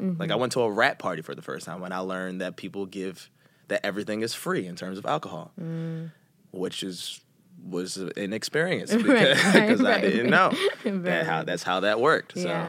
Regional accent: Philadelphia, Pennsylvania, United States; Especially from, I mean, you're from New York, I'm from Philly, so.

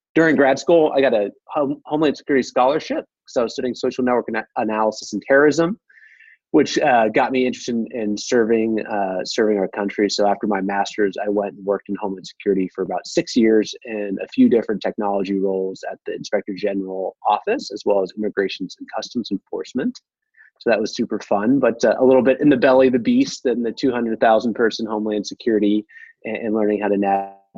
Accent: Midwest, United States; I'm from the Midwest

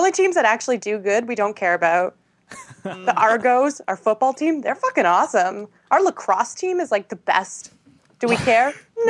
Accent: Canada; I mean, I'm Canadian.

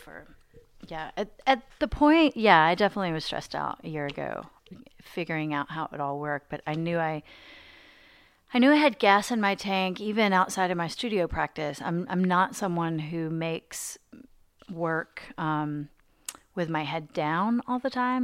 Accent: Arkansas, United States; moved away as an adult; also born or lived in New York / Cambridge, Massachusetts; now in Nashville, United States; I grew up in Arkansas

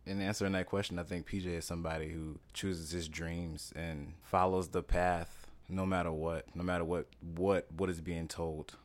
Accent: Louisiana, United States; moved away as an adult; now in New York City, United States; I'm from Louisiana originally

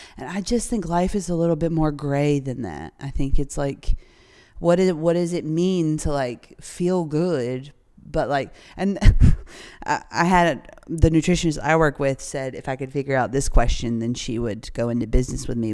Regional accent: North Carolina, United States; I grew up in North Carolina, uh, right in the thick of the Bible Belt

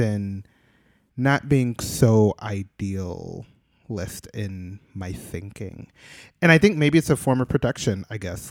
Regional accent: Midwest, United States; now in New York, United States; I'm born and raised in the Midwest

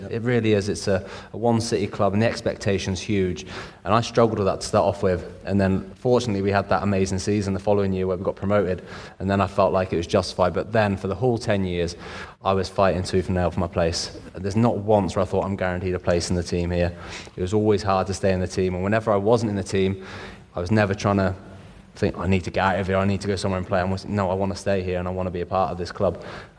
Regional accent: Shropshire, West Midlands, United Kingdom; I'm from Shropshire

